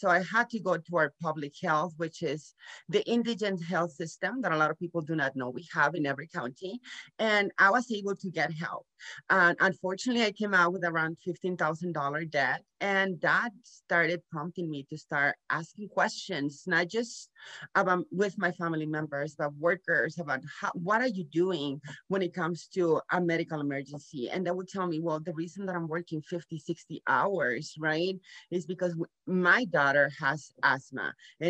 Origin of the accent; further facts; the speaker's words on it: Nuevo Laredo, Tamaulipas, Mexico; moved away as an adult; now in San Antonio, United States; I was born here in Laredo, Texas, but I grew up in Nuevo Laredo, Mexico with Mexican parents